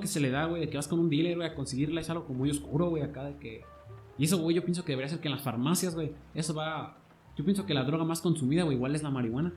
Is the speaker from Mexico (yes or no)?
yes; Mexico; nos damos, güey, los mexicanos